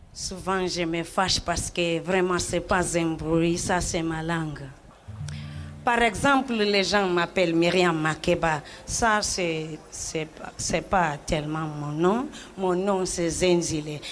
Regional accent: South Africa; French is a second language; chez nous en Afrique du Sud

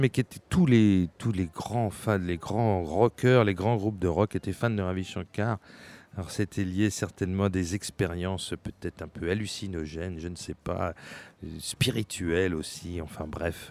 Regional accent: France; chez nous, en France

